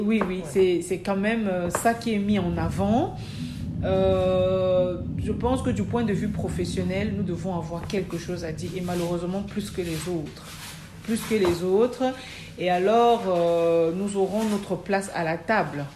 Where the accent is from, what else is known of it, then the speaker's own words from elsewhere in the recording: Cameroon; now in Belgium; Je viens du Cameroun. je suis en Belgique depuis 2000, décembre 2000.